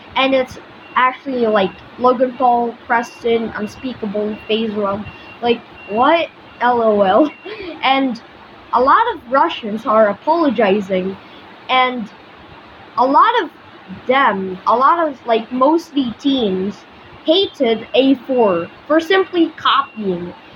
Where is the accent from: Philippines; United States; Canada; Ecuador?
Philippines; I'm from the Philippines, so we have islands on the ocean